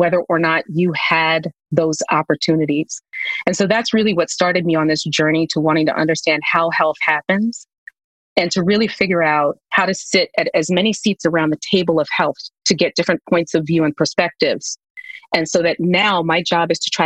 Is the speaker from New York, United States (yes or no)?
yes; New York, United States; my grandparents, who I grew up with in New York